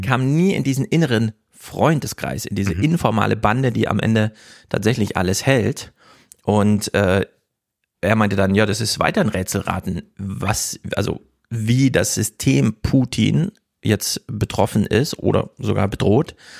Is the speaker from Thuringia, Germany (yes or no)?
yes; Thuringia, Germany; Ich komme aus Thüringen